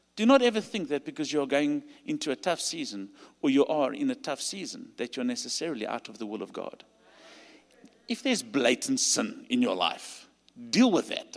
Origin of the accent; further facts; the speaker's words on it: South Africa; accent: South African; You'll hear by my accent. I'm from South Africa